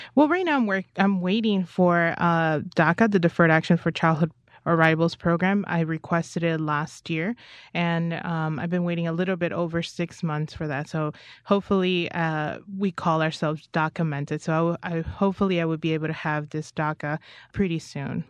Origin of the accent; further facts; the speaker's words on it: United States; I'm an American